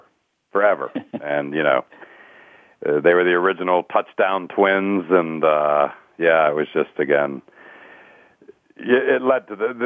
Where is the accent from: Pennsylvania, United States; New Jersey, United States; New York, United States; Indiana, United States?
Pennsylvania, United States; Pittsburgh; moved away; growing up in Pittsburgh